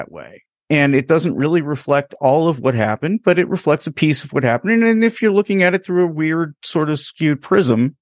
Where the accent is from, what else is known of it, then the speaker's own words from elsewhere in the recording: United States; growing up in the United States